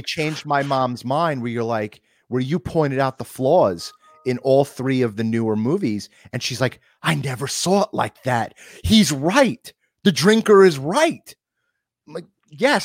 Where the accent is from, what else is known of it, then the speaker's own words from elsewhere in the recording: Long Island, New York, United States; we're from Long Island